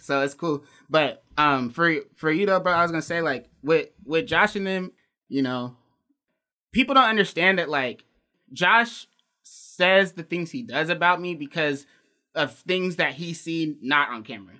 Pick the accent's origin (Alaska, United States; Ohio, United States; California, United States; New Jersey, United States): Alaska, United States; being from Alaska